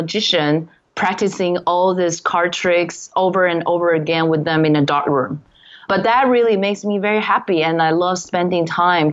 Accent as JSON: {"language": "English", "country": "Taiwan", "moved": "yes"}